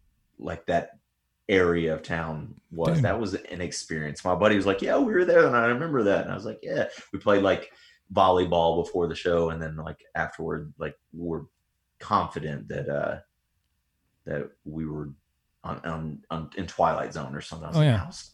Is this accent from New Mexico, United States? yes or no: no; Tennessee, United States; I'm from Tennessee, so I grew up in the sticks.